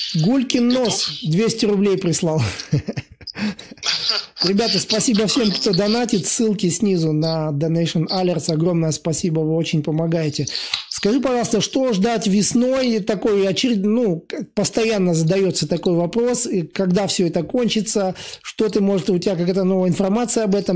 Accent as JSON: {"language": "Russian", "country": "Latvia", "tie": "born or raised there", "said": "И я вырос сам в Латвии, и катался на лыжах"}